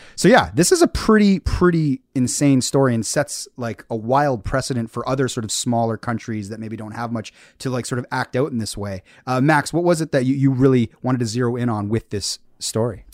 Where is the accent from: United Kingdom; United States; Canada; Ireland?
Canada; Hamilton, Ontario; being myself as a Canadian and in a foreign land